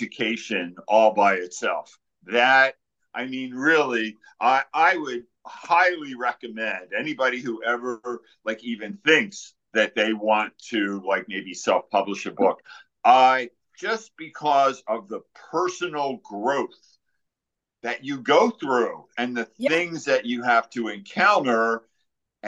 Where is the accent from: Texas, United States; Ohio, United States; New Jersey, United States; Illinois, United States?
New Jersey, United States; I'm from Jersey, so you know you grow up with the Sopranos